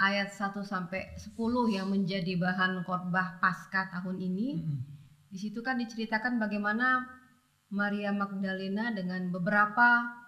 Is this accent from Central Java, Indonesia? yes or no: no; Pontianak, West Kalimantan, Indonesia; moved away; di kampung ya. Di Pontianak dulu masa saya masih kecil tahun 80-an